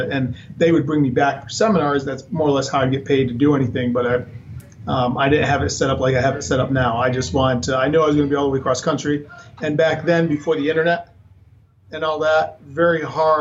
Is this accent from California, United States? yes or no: no; Connecticut, United States; moved away as an adult; also born or lived in Rhode Island; now in Arizona, United States; I'm originally from Connecticut